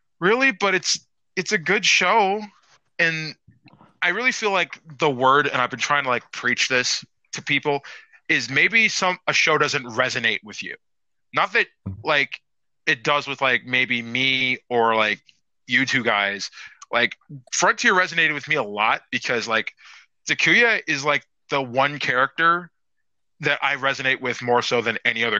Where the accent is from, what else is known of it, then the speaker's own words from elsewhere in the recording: United States; we're American fans.